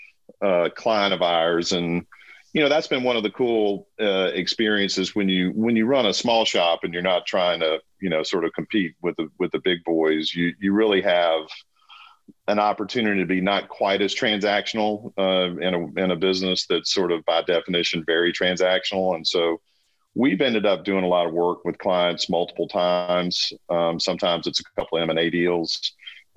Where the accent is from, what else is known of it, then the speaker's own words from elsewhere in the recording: Birmingham, Alabama, United States; also born or lived in Memphis; now in North Carolina, United States; Birmingham. Got it. Which, you know, is my hometown